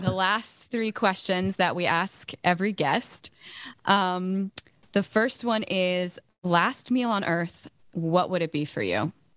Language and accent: English; Virginia, United States; I live in Virginia, I'm from Virginia